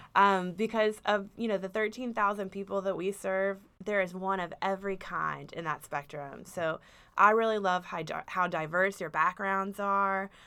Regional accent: Dallas, Texas, United States; moved away as an adult; now in Austin, United States; I'm from Dallas originally

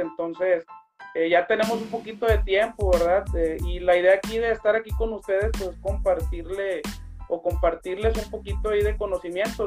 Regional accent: Tepic, Nayarit, Mexico; yo soy originario de Tepic Nayarit

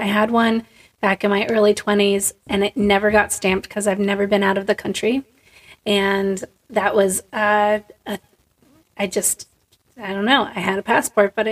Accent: North Carolina, United States; I'm from North Carolina.

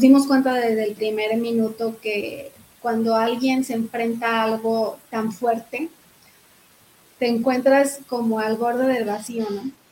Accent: Zacatecas, Mexico; now in Querétaro, Mexico; soy de Zacatecas, allá nací, allá está toda mi familia

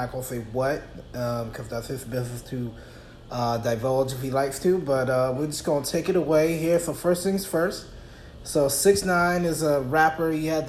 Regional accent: East Coast, United States; So I'm from the East Coast. I know how things get down over there.

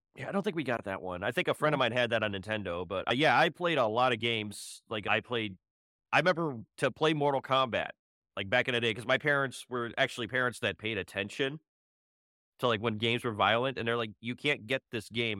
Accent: Cleveland, Ohio, United States; moved away as an adult; now in Houston, United States; I'm from Ohio, Cleveland, Ohio

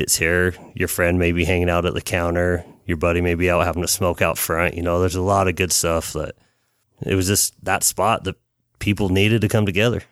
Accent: Salt Lake City, Utah, United States; we're both from Rose Park

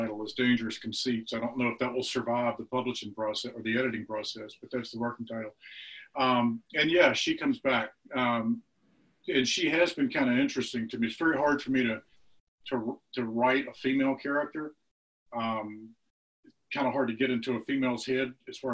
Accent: Mississippi, United States; I'm from Mississippi

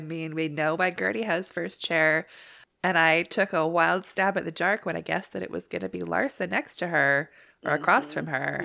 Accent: Canada; being Canadian's the best

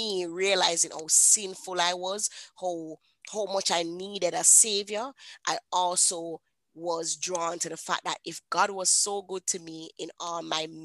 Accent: Jamaica; I'm a Jamaican woman.

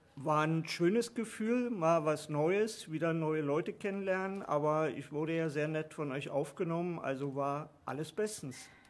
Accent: Berlin, Germany; also born or lived in Swabia / Lower Saxony; now in Pattensen, Germany; gebürtig in Berlin und dann ins Schwabenland gezogen und dort lange Zeit gelebt und dann hier ins nette Niedersachsen

